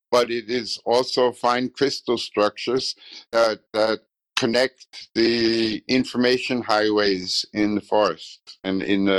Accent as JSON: {"language": "English", "town": "Heidelberg", "region": "Baden-Württemberg", "country": "Germany", "tie": "born there", "said": "I was born in Heidelberg."}